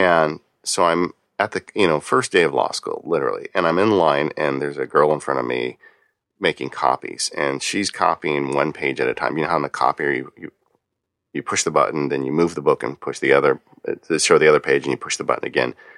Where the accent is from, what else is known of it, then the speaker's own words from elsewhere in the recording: Southern California, United States; growing up in Southern California, everything here is, um, is wood frame stucco covered